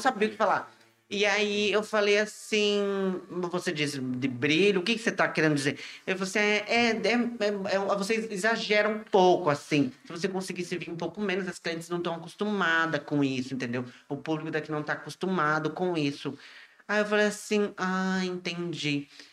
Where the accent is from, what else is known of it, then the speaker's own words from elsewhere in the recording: Iguape, São Paulo, Brazil; sou de Iguape